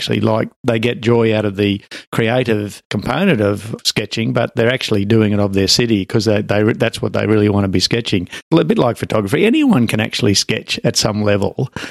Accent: Brisbane, Queensland, Australia; I was growing up in Brisbane

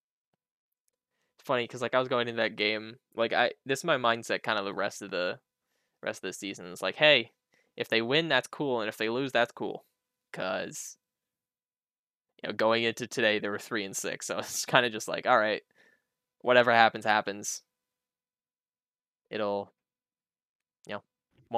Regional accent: Canada; me being Canadian

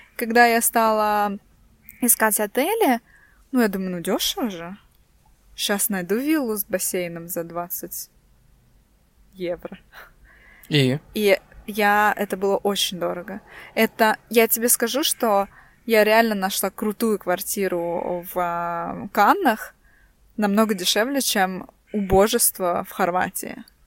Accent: Estonia; мы русские, э, живем тут, ну, не то, что живем тут с рождения. Мы тут родились, и, э, наши родители, э, тоже здесь родились.

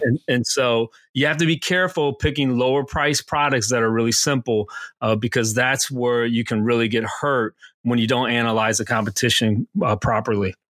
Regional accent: Aurora, Illinois, United States; moved away as an adult; also born or lived in Pennsylvania; I'm originally from Aurora, Illinois, um, famous for the home of Wayne's World

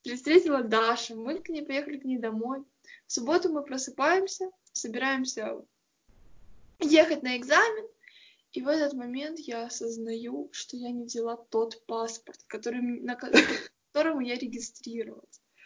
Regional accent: Ukraine; я вообще тупая украинка

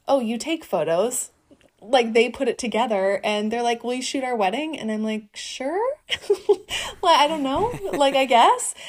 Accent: Northeast Wisconsin, United States; also born or lived in Vermont; now in Los Angeles, United States; I'm from a small town in Northeast Wisconsin

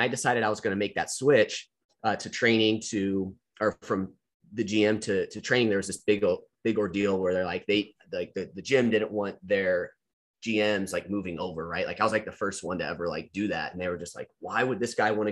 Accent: Missouri, United States; my home state

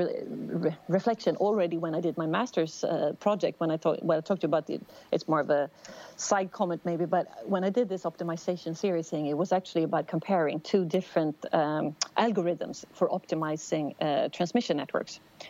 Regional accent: outside Stockholm, Stockholm County, Sweden; also born or lived in United States; I grew up outside Stockholm, Sweden.

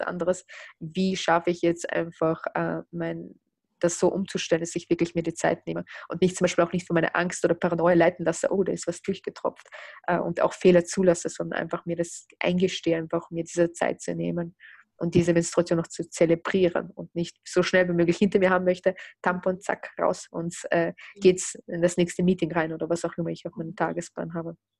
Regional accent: Russia; moved away; also born or lived in Austria; ich bin in Russland geboren, lebe aber in Österreich oder habe in Österreich gelebt.

